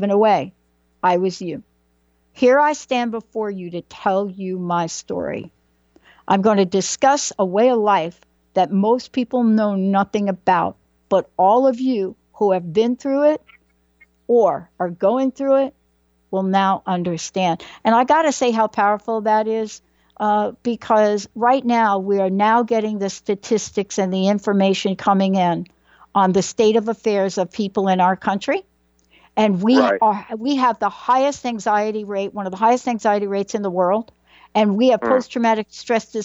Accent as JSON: {"language": "English", "town": "New York City", "region": "New York", "country": "United States", "tie": "born or raised there", "said": "I grew up in the Bronx."}